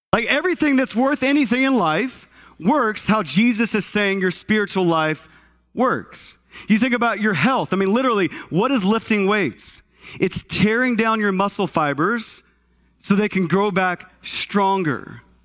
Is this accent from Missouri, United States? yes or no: no; Texas, United States; moved away; I'm from Texas, and, uh, grew up as a kid in Texas